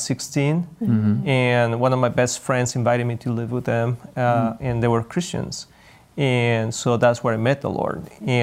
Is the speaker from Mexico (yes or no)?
yes; Mexico; English is a second language; moved away as an adult; also born or lived in Tyler, Texas / Guadalajara; Well, I'm Latino, as you can tell. I was born in Mexico, raised there too. And I moved to the States, came to the school in Tyler, Texas many years ago.